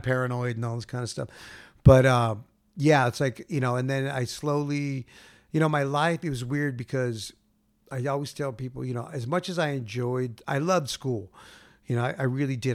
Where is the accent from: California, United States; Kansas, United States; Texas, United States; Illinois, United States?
California, United States; Gardena; where I grew up in Gardena